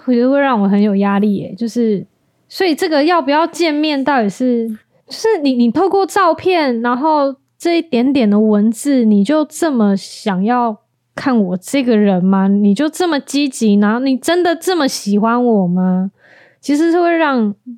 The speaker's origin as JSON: {"language": "Chinese", "region": "Tainan", "country": "Taiwan", "said": "我是台南人"}